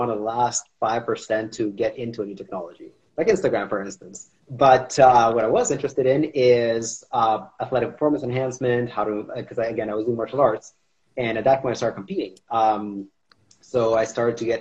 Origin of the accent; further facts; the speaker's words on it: Toronto, Ontario, Canada; also born or lived in Kazakhstan / Israel; when I was 3, I moved to Israel. And when I was 10, I moved here to Canada, to Toronto